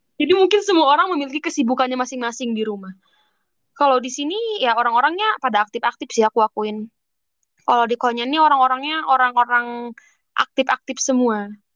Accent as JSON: {"language": "Indonesian", "country": "Indonesia", "moved": "as an adult"}